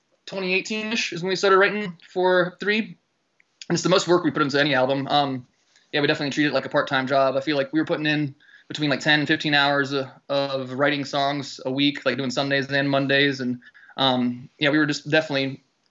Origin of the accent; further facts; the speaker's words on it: Charlotte, North Carolina, United States; now in Asheville, United States; I grew up like in the Charlotte music scene